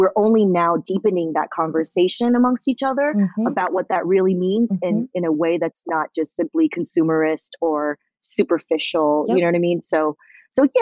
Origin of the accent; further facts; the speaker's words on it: Southern California, United States; also born or lived in Taiwan; I grew up listening to in Southern California